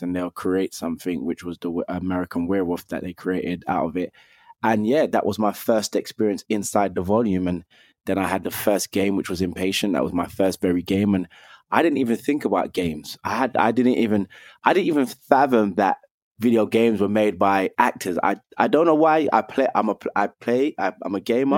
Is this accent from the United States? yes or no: no; London, United Kingdom; I grew up in London. I'm from Northwest London, where I was born and raised